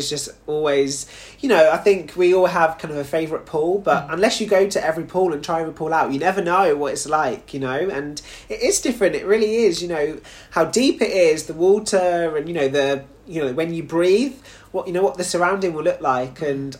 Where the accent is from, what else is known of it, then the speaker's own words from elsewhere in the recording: United Kingdom; even though obviously, you know, I represent Jamaica, I'm also a British boy. So the fact that it's on home ground as well for me is just doubly exciting.